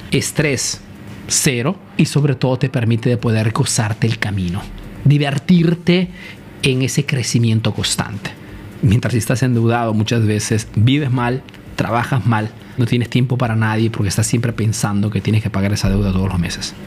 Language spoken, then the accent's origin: Spanish; Peru; moved away as an adult; now in Italy; soy un emprendedor peruano que vive, hace negocio en Italia de hace más de 25 años